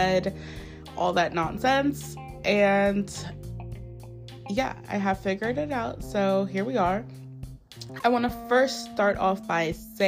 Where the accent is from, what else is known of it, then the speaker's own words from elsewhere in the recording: United States; my home country, the US of A.